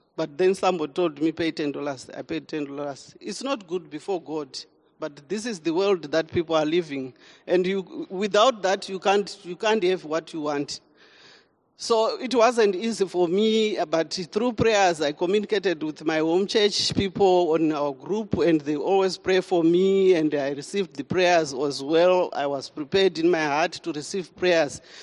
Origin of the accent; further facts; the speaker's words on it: Zimbabwe; moved away as an adult; now in South Africa; I'm from Zimbabwe and I came to South Africa in 2007